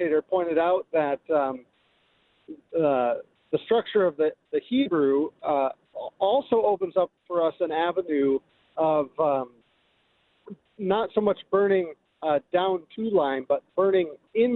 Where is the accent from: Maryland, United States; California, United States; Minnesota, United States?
Minnesota, United States; I grew up in Minnesota